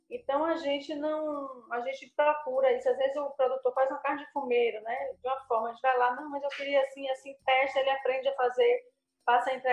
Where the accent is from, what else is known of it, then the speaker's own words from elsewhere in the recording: Bahia, Brazil; born there; Eu nasci em Tenquinho, no sertão mesmo da Bahia.